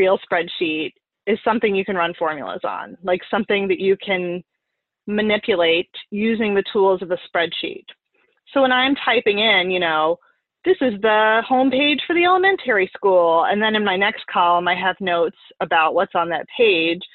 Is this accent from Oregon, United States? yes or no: yes; Oregon, United States; also born or lived in upstate New York; now in New York, United States; I'm originally from Oregon.